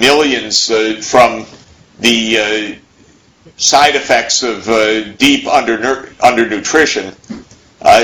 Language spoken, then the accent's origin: English; United States; as an American